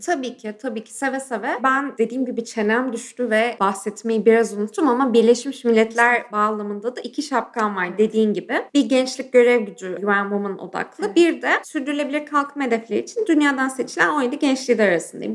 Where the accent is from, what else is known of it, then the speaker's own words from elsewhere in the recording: Ankara, Turkey; ben doğma büyüme Ankaralıyım